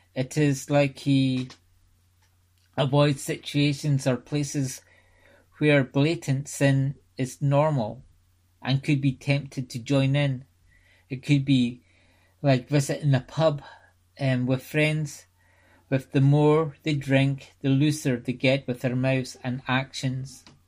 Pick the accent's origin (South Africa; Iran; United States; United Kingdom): United Kingdom; Scotland; I was brought up in the Free Church of Scotland